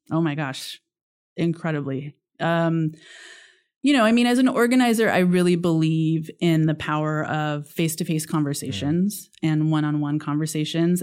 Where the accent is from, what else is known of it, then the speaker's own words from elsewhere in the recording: Sonora, California, United States; now in Chatsworth, United States; I actually grew up in Sonora